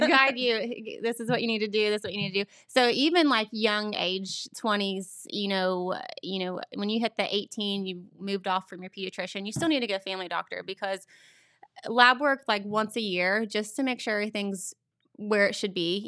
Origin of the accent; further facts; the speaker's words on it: Beaver, Ohio, United States; I grew up in Beaver. I still live there